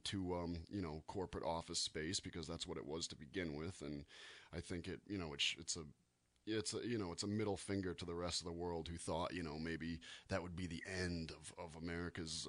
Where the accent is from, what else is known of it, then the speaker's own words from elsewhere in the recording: East Coast, United States; we're from the East Coast